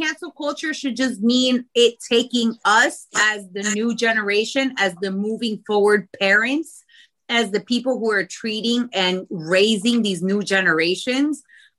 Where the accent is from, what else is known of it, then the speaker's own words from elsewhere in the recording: Costa Rica; Like, I'm from Costa Rica. I'm from a country that has the most blended people ever in this world.